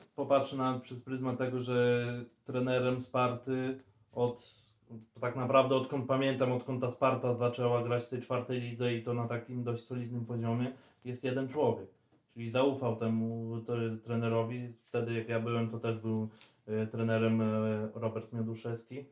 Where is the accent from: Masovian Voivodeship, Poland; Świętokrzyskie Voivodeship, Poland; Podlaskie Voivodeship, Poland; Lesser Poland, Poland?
Podlaskie Voivodeship, Poland; villages around Bielsk Podlaski; w turze byliśmy z okolicznych, że tak powiem, wsi